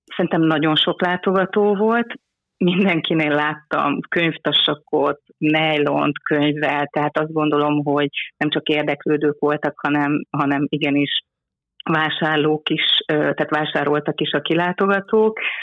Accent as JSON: {"language": "Hungarian", "town": "Szeged", "region": "Csongrád-Csanád", "country": "Hungary", "said": "anyukám Debreceni, én Szegedi vagyok"}